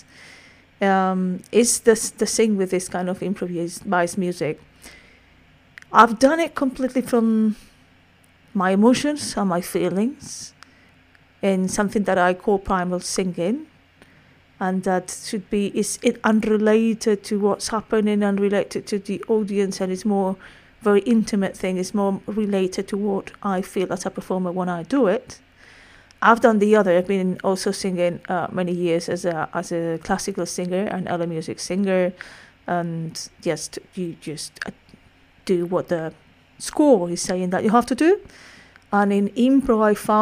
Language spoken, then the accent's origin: English; Madrid, Community of Madrid, Spain; accent: Spanish; English is a second language; I'm Spanish, in case you hadn't picked up my accent up to now